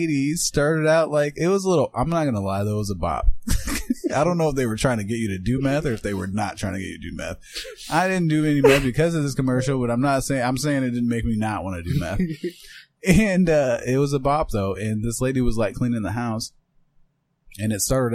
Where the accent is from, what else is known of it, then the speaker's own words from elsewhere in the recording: Iowa, United States; I'm from Iowa.